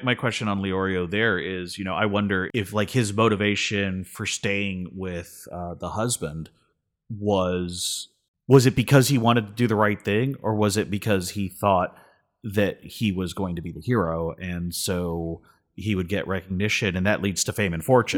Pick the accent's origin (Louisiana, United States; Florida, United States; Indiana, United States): Florida, United States; Miami; growing up in Miami, you know, as a Hispanic person